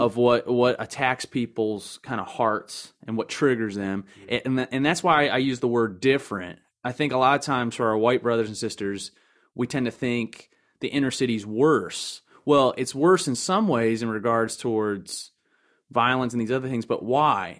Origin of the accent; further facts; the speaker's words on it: Timonium, Maryland, United States; also born or lived in Lakeland, Florida; I'm originally from the county of Baltimore, uh, North Area or Timonium